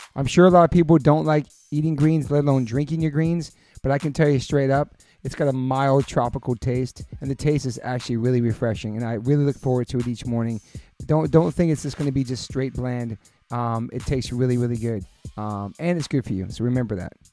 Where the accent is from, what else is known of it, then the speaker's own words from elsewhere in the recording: Taunton, Massachusetts, United States; I was born in Taunton, Massachusetts